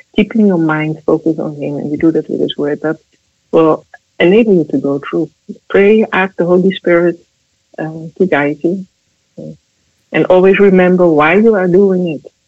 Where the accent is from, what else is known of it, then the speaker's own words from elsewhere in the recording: Netherlands; I'm from the Netherlands.